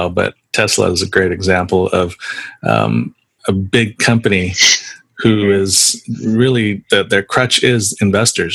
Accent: San Jose, California, United States; I grew up in San Jose, so I'm definitely a Warriors fan

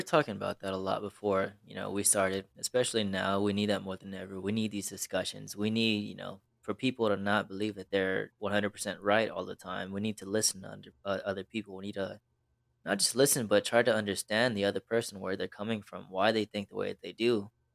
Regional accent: Texas, United States; as a Texan born

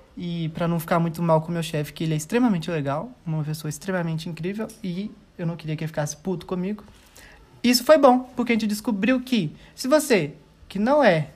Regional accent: Minas Gerais, Brazil; a gente, como é mineiro

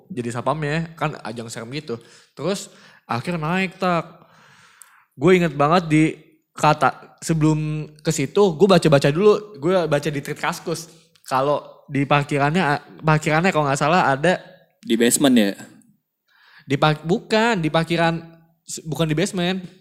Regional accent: Jakarta, Indonesia; Kan kita gede di Jakarta nih ya.

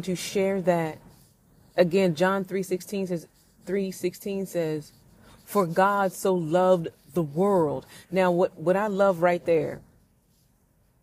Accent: St. Louis, Missouri, United States; my hometown of St. Louis, Missouri

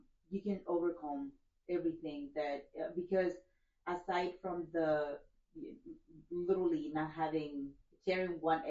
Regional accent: El Salvador; now in United States; I'm Craig's wife, and I'm originally from El Salvador. Okay. I came to the U.S. in 2000

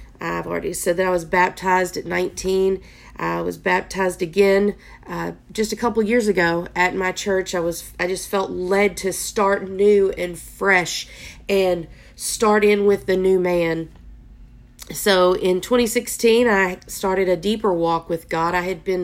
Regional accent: Texas, United States; I am from Texas

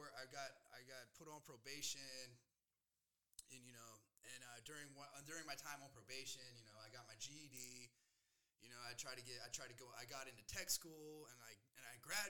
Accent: South Carolina, United States; moved away as an adult; now in Denver, United States; I grew up in South Carolina

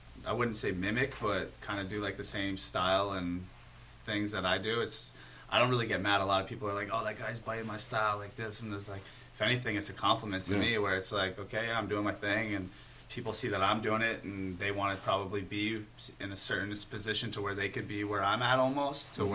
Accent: Toronto, Ontario, Canada; moved away as an adult; now in California, United States; I loved growing up in Toronto

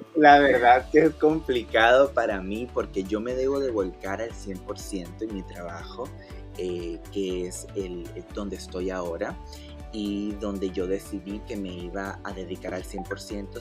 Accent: Masaya, Nicaragua; moved away as an adult; now in Miami, United States; yo nací en la ciudad de Masaya, Nicaragua

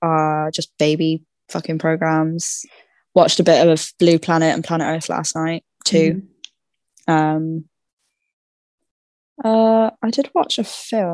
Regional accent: Ireland

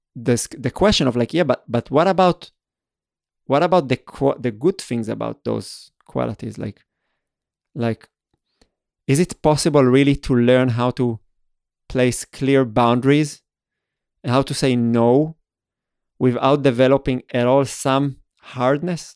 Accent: Israel; moved away as an adult; also born or lived in Vienna; I started growing up in Israel

